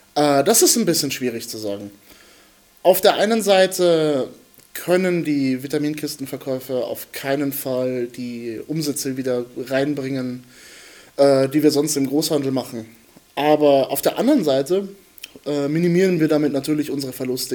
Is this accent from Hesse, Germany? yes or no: no; Bad Kissingen, Bavaria, Germany; moved away as an adult; now in Nuremberg, Germany; ich studiere hier in Nürnberg. Ich komme eigentlich aus Bad Kissingen